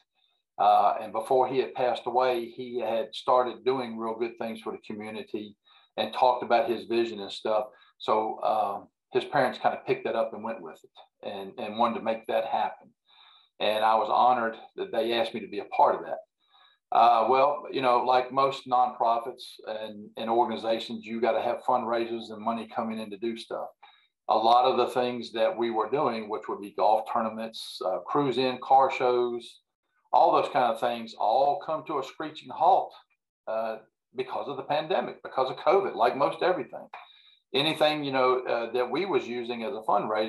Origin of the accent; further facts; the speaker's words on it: Central Virginia, United States; born and raised in Central Virginia here.